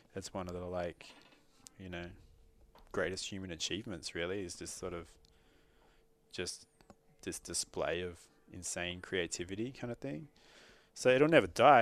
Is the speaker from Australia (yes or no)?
yes; Sydney, New South Wales, Australia; moved away; I grew up in Sydney and even if we were still living in Sydney